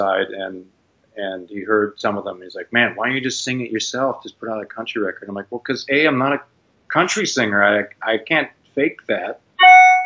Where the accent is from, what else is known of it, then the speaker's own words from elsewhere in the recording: Canada; moved away as an adult; now in United States; I grew up in Canada